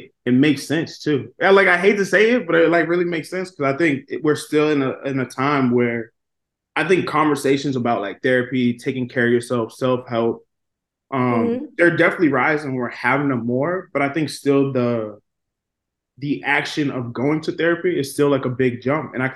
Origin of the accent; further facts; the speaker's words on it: right outside of Boston, Massachusetts, United States; moved away; I'm originally from Massachusetts, right outside of Boston